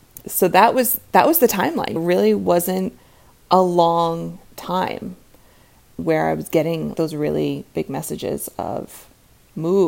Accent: United States; also born or lived in Manhattan; I grew up right outside New York City

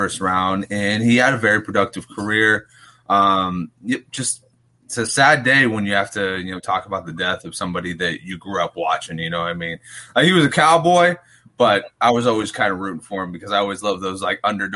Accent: Bay Area, California, United States; I grew up in the Bay Area when that was happening

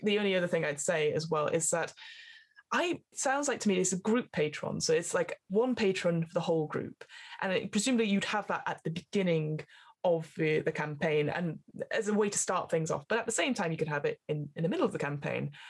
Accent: near Burnley, North West England, United Kingdom; Burnley so near my hometown

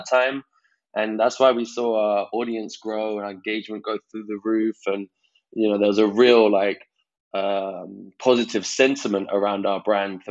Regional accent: London, United Kingdom; I'm 29 from London.

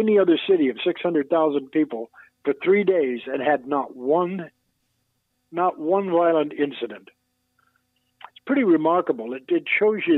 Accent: Toronto, Ontario, Canada; moved away as an adult; also born or lived in New York City; Some of my most memorable concerts were here in Toronto because here I'm playing and I've got family and friends and kids I went to school with are in the audience

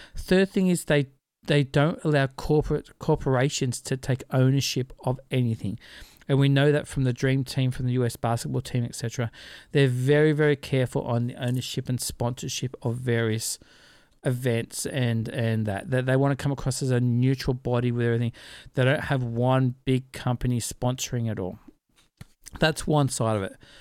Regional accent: Australia; we're Aussie

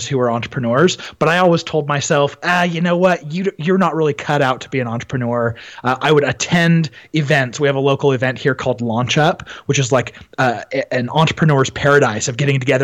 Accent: Utah, United States; also born or lived in Arizona; I was actually born in the state of Utah and ended up moving when I was about 11 with my family down to Arizona

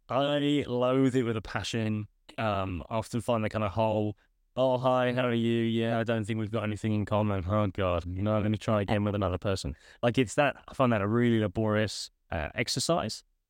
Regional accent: United Kingdom; moved away as an adult; also born or lived in United States; now in Australia; I'm originally from the U K. That's where my phone accent comes from

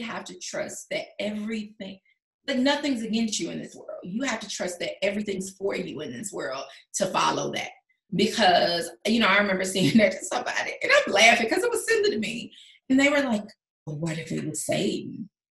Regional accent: the South, United States; moved away as an adult; also born or lived in Los Angeles, United States / Las Vegas, United States; my hometown's two hours away from here. On the drive to Atlanta

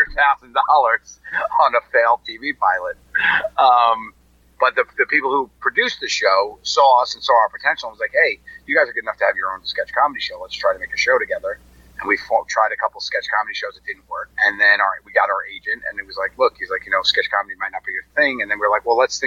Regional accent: New York, United States; I grew up in New York

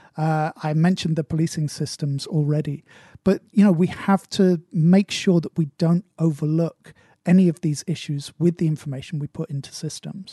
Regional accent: United Kingdom; accent: British English; as a British English speaker

